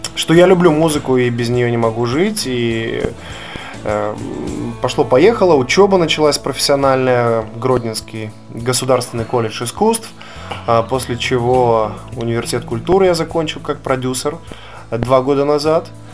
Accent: Kobryn, Brest Region, Belarus; moved away; also born or lived in Grodno; у меня на родине, в городе Кобрине.

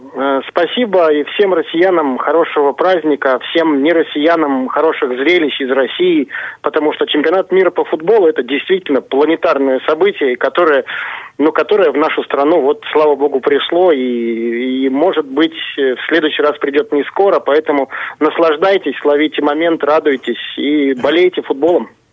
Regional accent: Kazakhstan; moved away; Казахстан является ну, родной для меня республикой

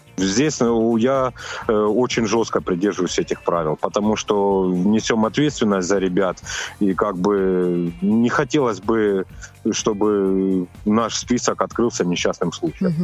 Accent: Adygea, Russia; я родился в Адыге, в семье, ну, как бы, ну, сейчас мы будем говорить о туризме, в семье туристов.

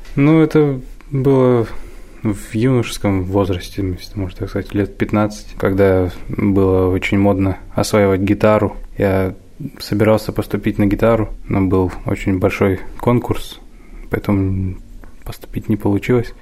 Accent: Omsk, Omsk Oblast, Russia; now in Kursk, Russia; Я родом из Омска

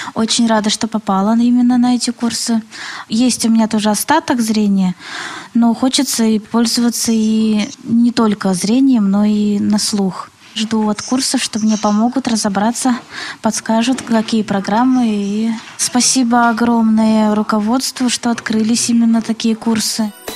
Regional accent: Yaroslavl, Yaroslavl Oblast, Russia; я из Ярославля

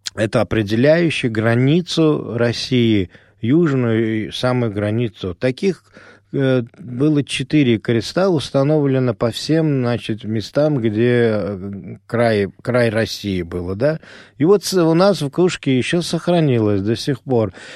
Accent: Ashgabat, Turkmenistan; born or raised there; first language Azerbaijani; Russian is a second language; moved away

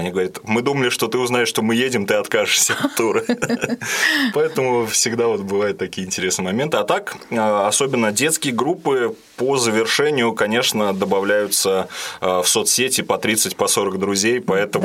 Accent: Ulyanovsk, Ulyanovsk Oblast, Russia; мы с родителями из Дальнего Засвияжа переехали в самый центр, я живу на Гончарова

